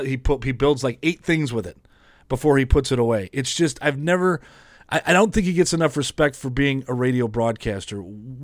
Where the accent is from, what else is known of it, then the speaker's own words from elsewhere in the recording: Detroit, Michigan, United States; growing up in the Detroit area